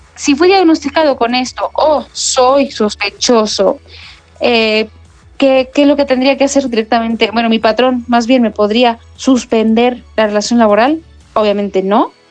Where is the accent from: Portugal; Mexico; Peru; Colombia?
Mexico